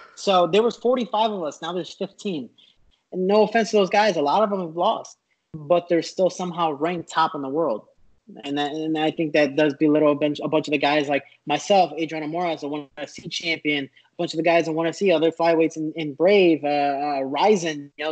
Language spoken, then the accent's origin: English; United States; I'm an American